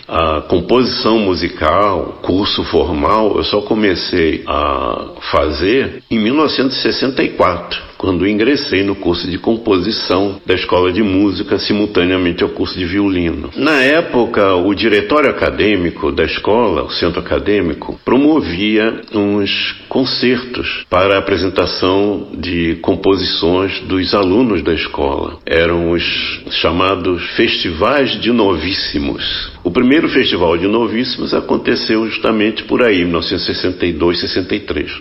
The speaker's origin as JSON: {"language": "Portuguese", "region": "Rio de Janeiro", "country": "Brazil", "tie": "born or raised there", "said": "No meu bairro, onde eu nasci, onde vivi até os 20 anos de idade, Santo Cristo, no Rio de Janeiro"}